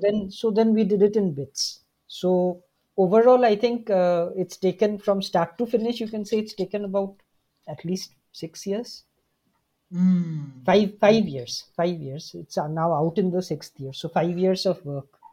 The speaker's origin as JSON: {"language": "English", "town": "Shillong", "region": "Meghalaya", "country": "India", "said": "I'm from Shillong"}